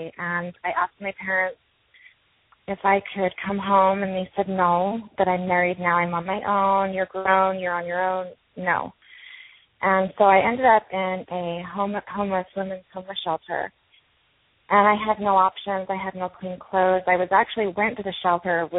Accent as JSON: {"language": "English", "region": "Utah", "country": "United States", "tie": "born or raised there", "said": "I was raised LDS Mormon in Utah."}